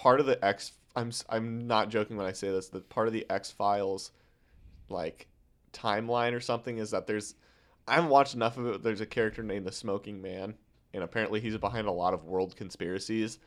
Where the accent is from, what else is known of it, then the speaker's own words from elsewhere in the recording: Omaha, Nebraska, United States; I'm a kid from Omaha